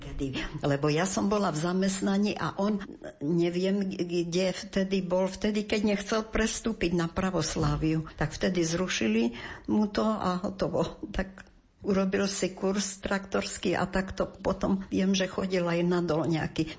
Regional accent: eastern Slovakia, Slovakia; moved away as an adult; also born or lived in Prešov / Sása; Veď keď som zmaturovala, tak som z východu chcela odísť

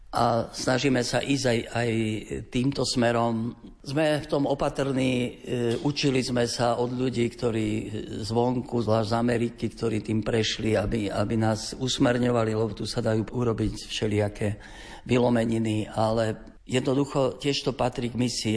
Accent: near Podolínec, Prešov Region, Slovakia; also born or lived in Bratislava; je to aj môj rodný kraj, tu nedaleko

